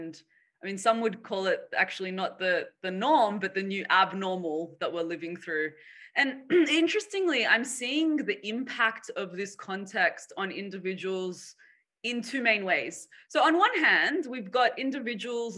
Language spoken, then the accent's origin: English; Sydney, New South Wales, Australia; moved away as an adult; also born or lived in Boston / San Francisco; I was born and raised here in Sydney, where I'm currently based